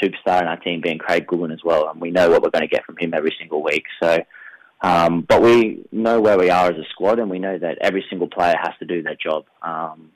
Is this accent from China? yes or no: no; McLaren Vale, South Australia, Australia; I'm a very proud McLaren Vale boy, so I like to get, well, I live back in my hometown